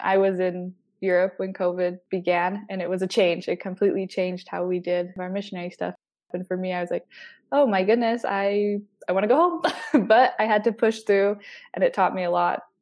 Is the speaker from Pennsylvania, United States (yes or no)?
no; Salt Lake City, Utah, United States; also born or lived in southern Germany / Salzburg, Austria; I grew up in Salt Lake City, Utah, the little break off from downtown. It's called Mill Creek, Utah